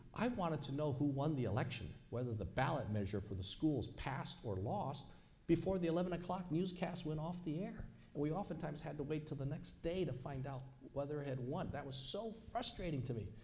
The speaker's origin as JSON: {"language": "English", "country": "United States", "tie": "born or raised there", "said": "I'm also thoroughly American, born and raised in America."}